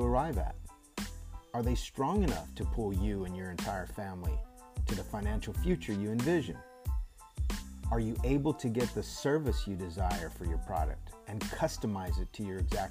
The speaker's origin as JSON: {"language": "English", "region": "Texas", "country": "United States", "said": "my home state of Texas"}